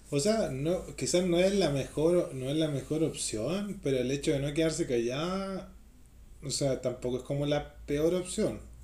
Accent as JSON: {"language": "Spanish", "country": "Chile", "said": "aquí en Chile, eh, yo, el, o sea, obviamente, como chileno"}